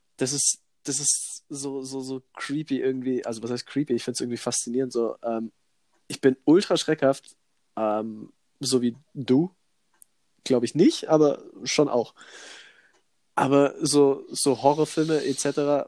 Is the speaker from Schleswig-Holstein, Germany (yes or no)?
no; Allgäu, Bavaria, Germany; bei uns hier in der Region, also bei uns im Allgäu